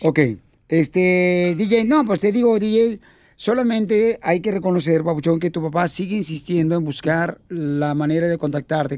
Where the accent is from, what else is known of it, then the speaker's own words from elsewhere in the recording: Ocotlán, Jalisco, Mexico; now in United States; nos quedamos mi mamá y yo en Ocotlán, Jalisco